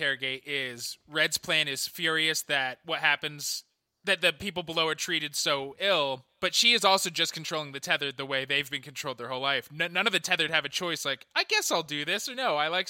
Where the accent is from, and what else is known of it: United States